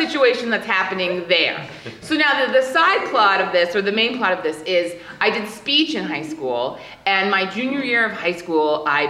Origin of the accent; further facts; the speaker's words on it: Hawaii, United States; and I grew up in Hawaii, so we were in Hawaii